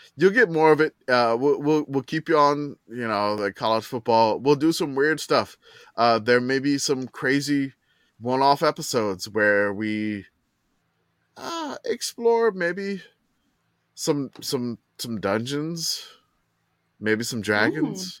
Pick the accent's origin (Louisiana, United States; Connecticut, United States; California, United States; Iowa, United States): Louisiana, United States; I grew up in Louisiana in the eighties